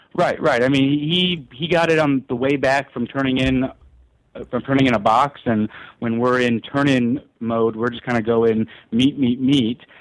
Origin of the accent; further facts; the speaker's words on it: Memphis, Tennessee, United States; I grew up in in Memphis